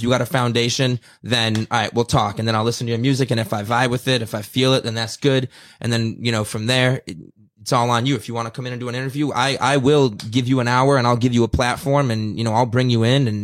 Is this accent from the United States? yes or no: yes; Detroit, Michigan, United States; I come from Detroit